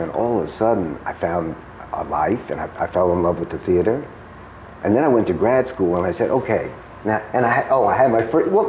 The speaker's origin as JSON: {"language": "English", "town": "Stuttgart", "region": "Baden-Württemberg", "country": "Germany", "tie": "born there", "said": "I was born in Stuttgart, and basically, I grew up"}